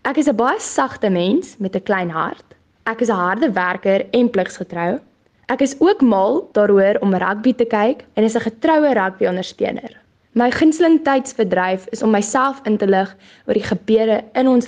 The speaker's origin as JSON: {"language": "Afrikaans", "country": "South Africa", "first_language": "af", "said": "Afrikaans bly my moedertaal en passie, so dit sal baie lekker wees om in 'n Afrikaanse omgewing te bly."}